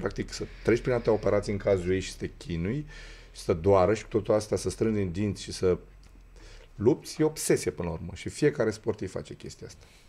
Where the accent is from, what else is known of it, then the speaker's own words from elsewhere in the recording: Romania; noi ca români